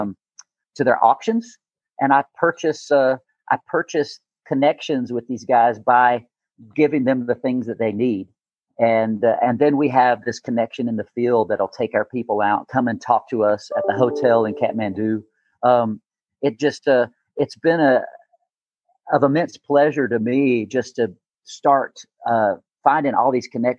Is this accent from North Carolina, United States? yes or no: yes; North Carolina, United States; now in Denver, United States; growing up in North Carolina